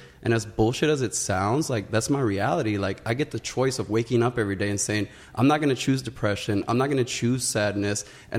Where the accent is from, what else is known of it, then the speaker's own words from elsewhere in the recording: Los Angeles, California, United States; So I grew up in Los Angeles where the like estimated lifespan was like at 23, you were dead. At 30, you're a senior citizen.